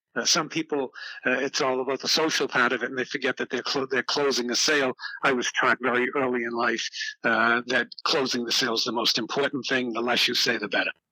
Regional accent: Boston, Massachusetts, United States; I was brought up in Boston, Mass, in a uh, in the south end of Boston

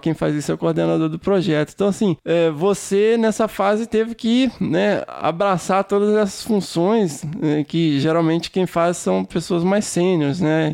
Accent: Minas Gerais, Brazil; eu sou mineiro

